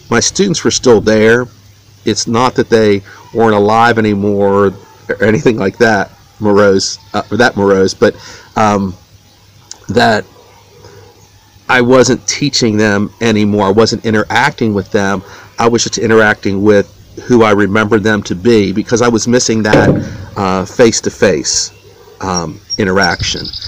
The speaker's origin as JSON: {"language": "English", "town": "Wheeling", "region": "West Virginia", "country": "United States", "tie": "born or raised there", "said": "I grew up in Wheeling, West Virginia"}